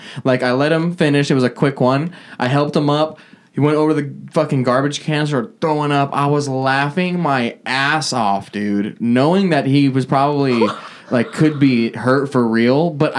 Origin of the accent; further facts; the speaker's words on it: North Dakota, United States; I'm from North Dakota.